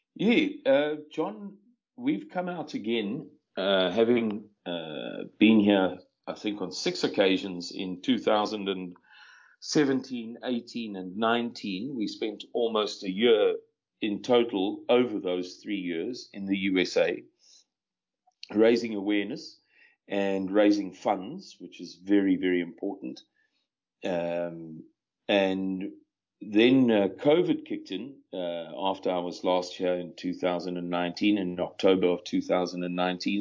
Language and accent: English; South Africa; I'm a 52 year old white male born and bred in South Africa